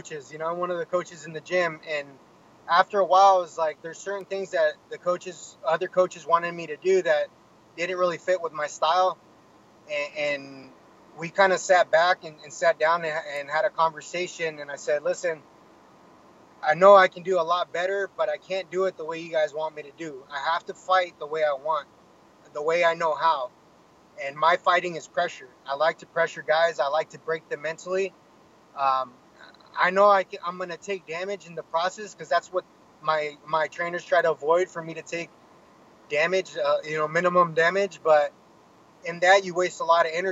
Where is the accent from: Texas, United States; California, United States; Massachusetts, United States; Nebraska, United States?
California, United States; Menifee; I grew up in Menifee